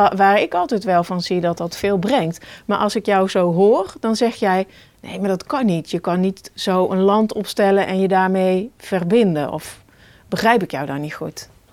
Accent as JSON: {"language": "Dutch", "town": "Oisterwijk", "region": "North Brabant", "country": "Netherlands", "tie": "born or raised there", "said": "als ik weer loop in de bossen van Oosterwijk, hè, dat is mijn geboortedorp"}